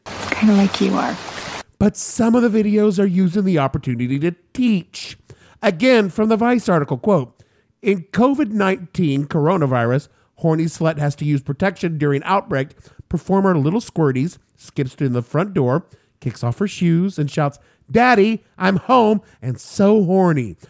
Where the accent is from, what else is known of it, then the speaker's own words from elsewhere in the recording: New York City, New York, United States; my hometown of New York City